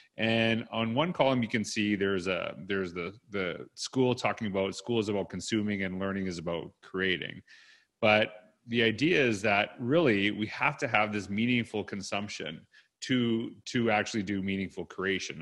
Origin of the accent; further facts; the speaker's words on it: Canada; also born or lived in Edmonton, Alberta; that's part of being Canadian